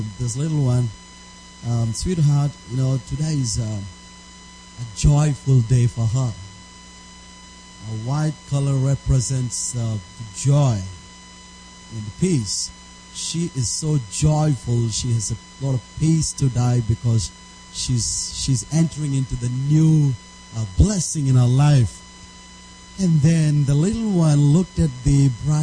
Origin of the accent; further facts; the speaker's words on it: India; first language Telugu; English is a second language; I come from India